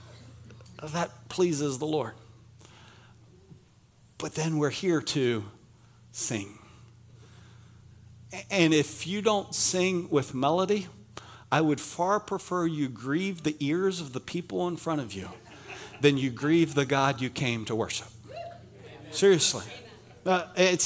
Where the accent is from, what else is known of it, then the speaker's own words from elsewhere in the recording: Pennsylvania, United States; moved away; I'm from Pennsylvania